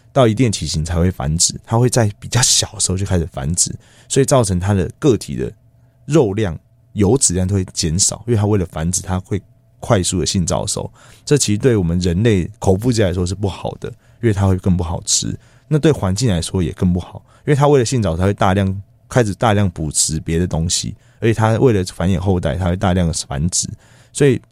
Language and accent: Chinese; Taiwan; 是因为我们台湾人很喜欢吃青鱼